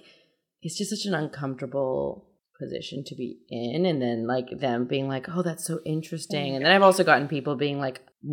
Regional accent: Canada; also born or lived in Iran; I came here when I was four

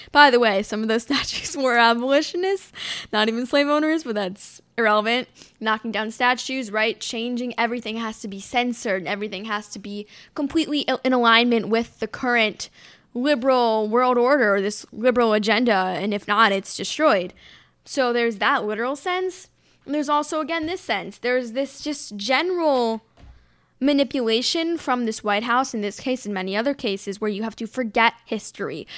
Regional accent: United States

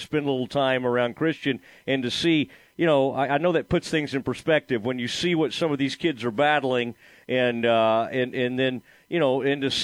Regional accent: the Metroplex, Texas, United States; I'm from the Metroplex myself

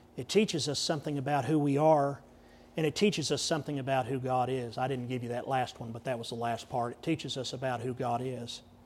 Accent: Texas, United States; I said, "Yes, sir, I am." Did my accent give it away?

